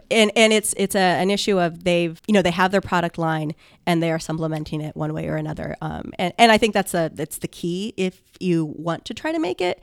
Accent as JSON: {"language": "English", "town": "Lima", "region": "Ohio", "country": "United States", "tie": "born or raised there", "lives_now": "Columbus, United States", "said": "I grew up in Lima, Ohio"}